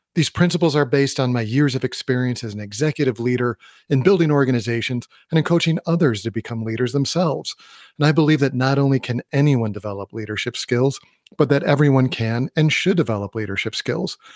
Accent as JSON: {"language": "English", "region": "Midwest", "country": "United States", "tie": "born or raised there", "also_born_or_lived": "Colorado", "moved": "yes", "said": "I grew up in the Midwest and I did a lot of hiking in Wisconsin."}